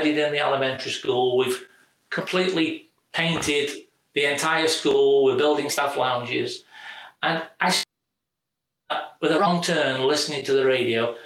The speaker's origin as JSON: {"language": "English", "country": "United Kingdom", "moved": "as an adult", "lives_now": "St. Louis, United States", "said": "being British"}